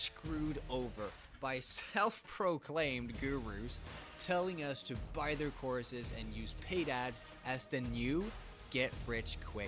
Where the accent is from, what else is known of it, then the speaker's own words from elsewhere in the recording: Sweden; moved away as an adult; also born or lived in United States; I'm from Sweden